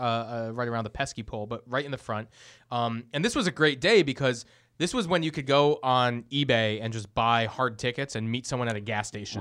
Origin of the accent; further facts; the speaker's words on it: Boston, Massachusetts, United States; also born or lived in Los Angeles; growing up in Boston